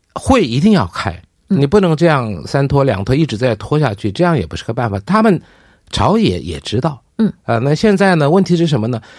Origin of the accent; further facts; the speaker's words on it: South Korea; 我们韩国人